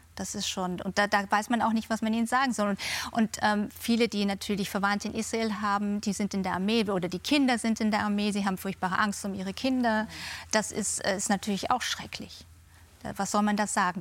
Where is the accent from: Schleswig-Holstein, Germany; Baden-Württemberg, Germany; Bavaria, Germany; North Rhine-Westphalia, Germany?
Bavaria, Germany; Munich; now in London, United Kingdom; ich bin in München zur Schule gegangen